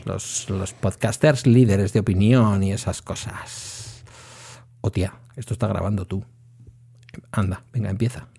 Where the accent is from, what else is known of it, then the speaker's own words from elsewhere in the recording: Basque Country, Spain; also born or lived in Etxebarri; como soy vasco